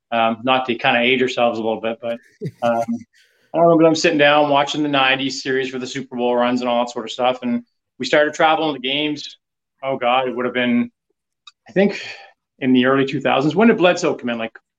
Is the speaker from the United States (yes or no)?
no; Canada; I'm from the East Coast. I think I'm probably in the area of about 1,200 miles away from Buffalo.